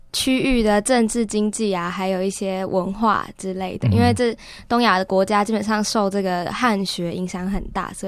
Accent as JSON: {"language": "Chinese", "town": "Kaohsiung", "country": "Taiwan", "moved": "as an adult", "lives_now": "Taipei, Taiwan", "said": "我是高雄人。"}